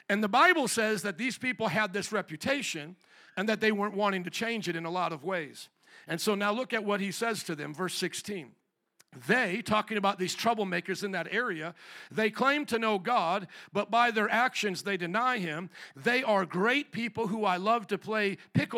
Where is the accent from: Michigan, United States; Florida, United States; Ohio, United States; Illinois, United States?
Illinois, United States; Chicago